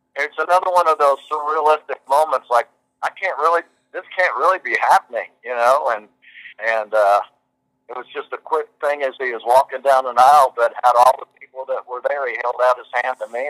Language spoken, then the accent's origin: English; Kentucky, United States; moved away; I came from Kentucky